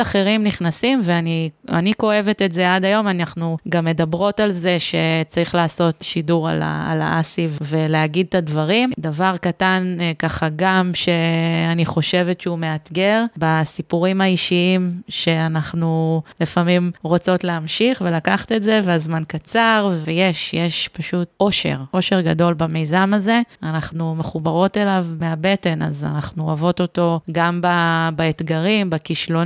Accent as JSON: {"language": "Hebrew", "town": "Beit She'an", "region": "Northern District", "country": "Israel", "said": "אני מבית שאן"}